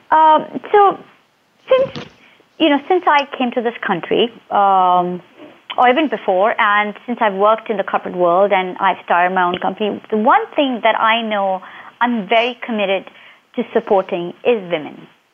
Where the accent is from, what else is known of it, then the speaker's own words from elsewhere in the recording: India; moved away as an adult; now in United States; I grew up in um, India